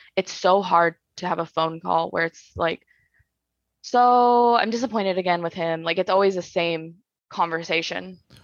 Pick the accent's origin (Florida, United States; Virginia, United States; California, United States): California, United States; Bakersfield; now in Orange County, United States; I'm technically, I'm from Bakersfield